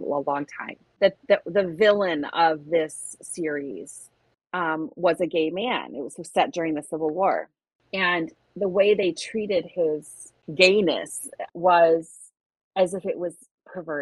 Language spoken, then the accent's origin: English; Michigan, United States; We're both from Michigan